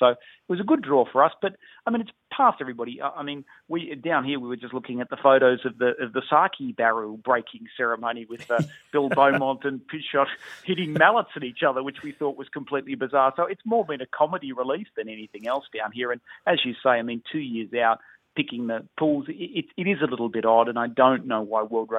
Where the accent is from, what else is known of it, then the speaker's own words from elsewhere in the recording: Australia; being an Australian